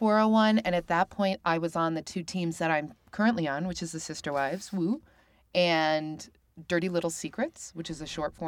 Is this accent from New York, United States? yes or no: yes; Albany, New York, United States; born there; I'm Armenian and German, but I was born in Albany.